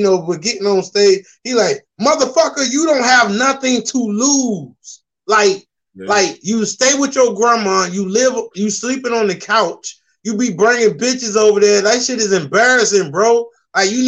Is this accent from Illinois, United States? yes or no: no; Norfolk, Virginia, United States; also born or lived in South Carolina; My dad was in the military, and I technically claim Norfolk, Virginia here, like born and raised.